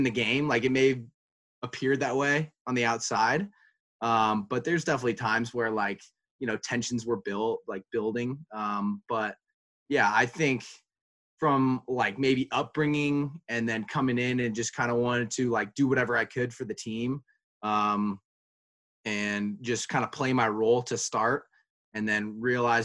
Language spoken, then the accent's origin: English; California, United States; moved away; I'm from California